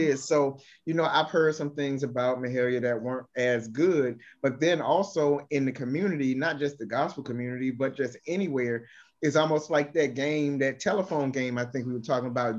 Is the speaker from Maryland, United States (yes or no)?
yes; Baltimore, Maryland, United States; my hometown of Baltimore